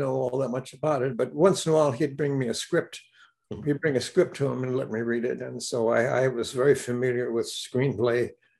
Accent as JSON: {"language": "English", "town": "Hollywood", "region": "California", "country": "United States", "tie": "born or raised there", "said": "But growing up in Hollywood."}